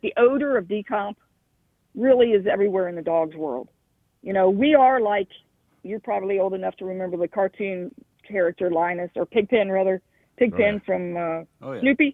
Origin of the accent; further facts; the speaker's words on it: Kentucky, United States; I'm from Kentucky